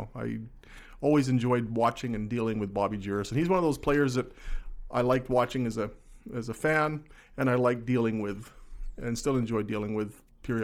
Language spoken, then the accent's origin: English; Saskatchewan, Canada; Yeah, I mean, Ronnie was it when you're growing up in Saskatchewan. And Ronnie and George were it. I still remember where I was when I met Ron for the first time. It was the Regina Airport in 1971.